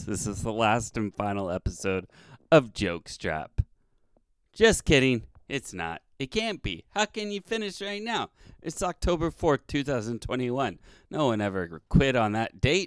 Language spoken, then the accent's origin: English; the Bay Area, California, United States; now in Sacramento, United States; I am originally from the Bay Area, now living in Sacramento